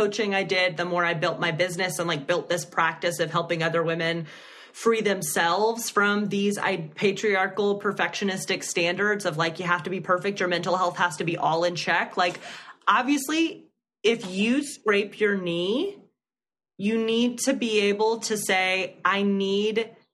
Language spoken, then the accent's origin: English; Alabama, United States; now in New York, United States; growing up in Alabama